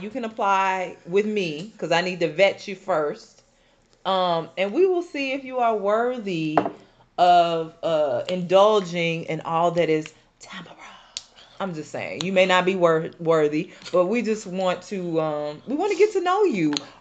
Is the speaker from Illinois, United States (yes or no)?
yes; Chicago, Illinois, United States; I'm from Chicago